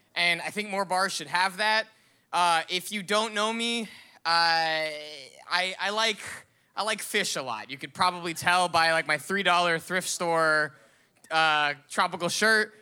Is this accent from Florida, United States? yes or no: yes; Miami, Florida, United States; growing up in Miami